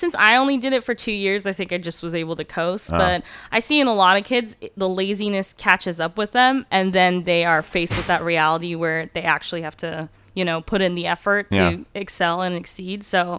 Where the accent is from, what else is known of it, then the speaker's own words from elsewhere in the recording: Redlands, California, United States; first language Turkish; English is a second language; also born or lived in Turkey; I'm from Redlands, California. Okay. At least that's where I went to high school.